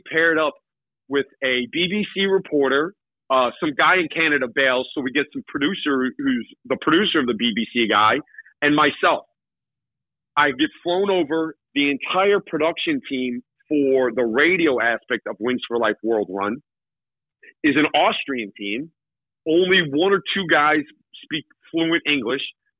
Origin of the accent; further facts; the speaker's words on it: New York City, New York, United States; I'm a kid from Queens. My parents are immigrants.